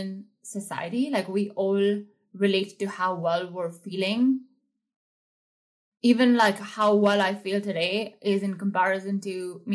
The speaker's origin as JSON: {"language": "English", "country": "India", "tie": "born or raised there", "said": "I grew up in India"}